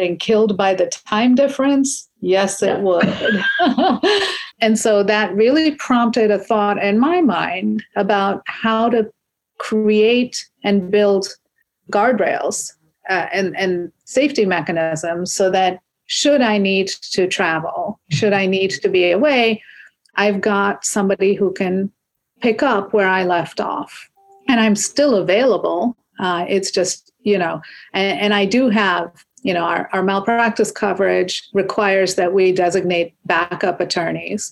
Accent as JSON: {"language": "English", "country": "India", "tie": "born or raised there", "moved": "yes", "lives_now": "United States", "said": "I grew up in India. My parents still live in India"}